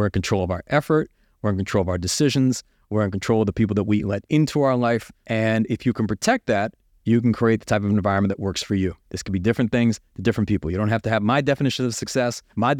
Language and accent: English; United States; And even though I grew up in America, I was college educated, I had every opportunity to succeed.